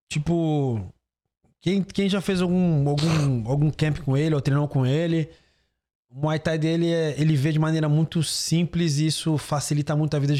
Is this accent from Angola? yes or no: no; Santos, São Paulo, Brazil; eu sou de Santos, eu gosto do, do, do clima do litoral.